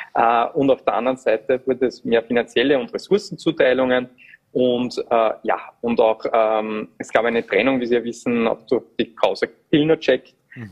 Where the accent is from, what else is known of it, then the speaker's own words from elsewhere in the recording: Upper Austria, Austria; als Oberösterreicher, ich bin ja auch vom Land